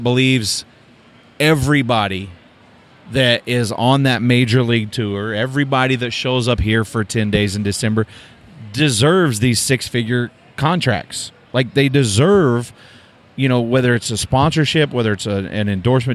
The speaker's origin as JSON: {"language": "English", "region": "Oklahoma", "country": "United States", "said": "I'm from Oklahoma"}